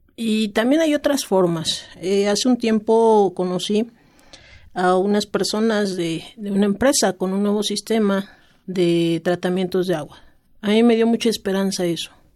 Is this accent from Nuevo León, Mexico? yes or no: no; Tlaxcala, Mexico; yo soy del estado de Tlaxcala